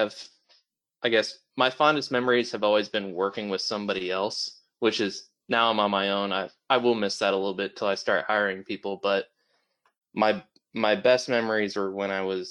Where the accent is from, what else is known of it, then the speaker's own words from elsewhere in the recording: Michigan City, Indiana, United States; also born or lived in Murray, Kentucky; I grew up in Michigan City, Indiana, which is over by the lake